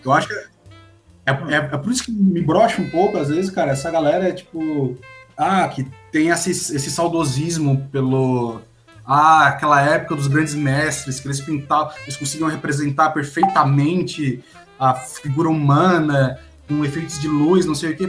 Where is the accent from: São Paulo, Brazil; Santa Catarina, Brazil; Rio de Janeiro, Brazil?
Santa Catarina, Brazil; Criciúma; sou de Criciúma também